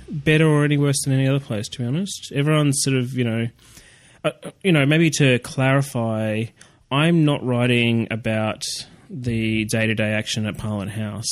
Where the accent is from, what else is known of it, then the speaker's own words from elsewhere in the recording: Canberra, Australian Capital Territory, Australia; I'm from Canberra, and uh, I actually grew up uh, across the road from a uh, a school called what I would call Copland College